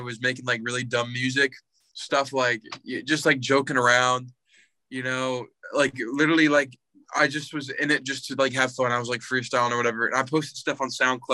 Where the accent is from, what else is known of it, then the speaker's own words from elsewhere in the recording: Indiana, United States; I'm from Indiana.